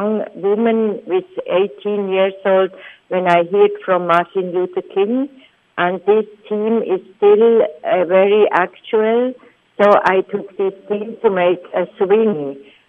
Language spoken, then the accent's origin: English; Switzerland; I am from Switzerland. It's a very small country among Europe